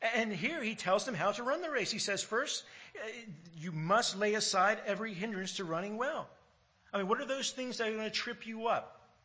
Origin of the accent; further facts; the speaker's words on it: United States; now in Australia; growing up in America and hearing you know, all the American history